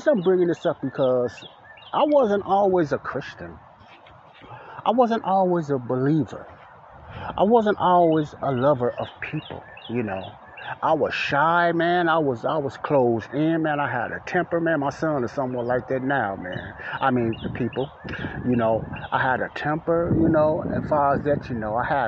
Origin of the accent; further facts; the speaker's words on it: Chicago, Illinois, United States; moved away; I grew up in Morgan Park, and Ada Park was right down the street from the block Elizabeth I lived on in Chicago, Illinois, the south side of Chicago